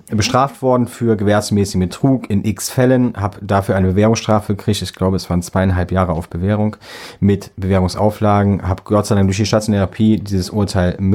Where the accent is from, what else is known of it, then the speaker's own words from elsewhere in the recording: Büchel, Rhineland-Palatinate, Germany; Gut, wer jetzt Büchel kennt, weiß auch, wo ich herkomme.